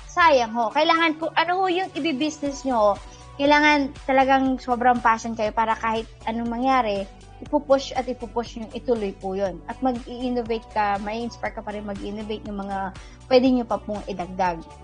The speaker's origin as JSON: {"language": "Tagalog", "area": "Quezon", "region": "Calabarzon", "country": "Philippines", "moved": "yes", "said": "dun sa province namin sa Quezon"}